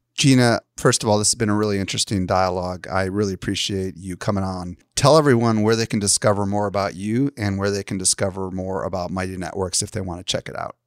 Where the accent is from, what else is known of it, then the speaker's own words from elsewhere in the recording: Midwest, United States; I grew up in the Midwest